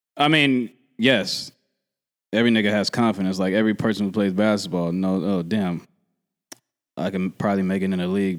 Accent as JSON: {"language": "English", "town": "Philadelphia", "region": "Pennsylvania", "country": "United States", "also_born_or_lived": "Oakland", "said": "I'm from Philly"}